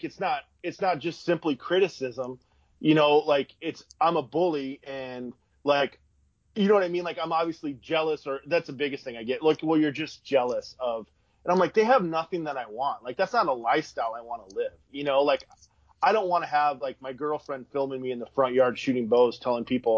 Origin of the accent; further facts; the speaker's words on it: Iowa, United States; I'm from Iowa. We have cornfields and like seven hills